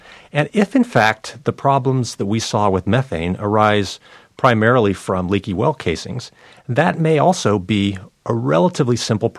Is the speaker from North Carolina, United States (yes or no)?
yes; North Carolina, United States; It's coming to my home state of North Carolina.